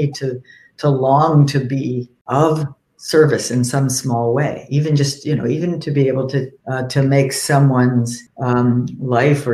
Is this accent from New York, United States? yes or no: yes; New York, United States; now in Cambridge, United States; I grew up in New York and we had one of those doors too